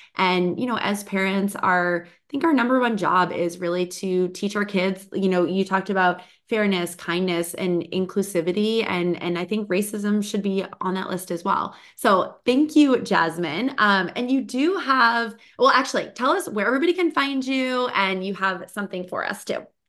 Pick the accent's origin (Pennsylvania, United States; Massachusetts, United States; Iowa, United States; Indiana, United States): Massachusetts, United States; Boston; now in California, United States; I grew up in Boston